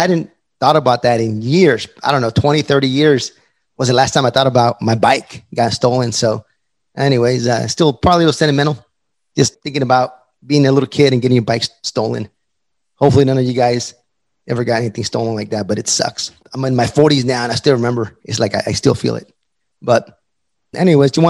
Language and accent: English; El Paso, Texas, United States; moved away; also born or lived in Fayetteville, North Carolina; I'm from El Paso, Texas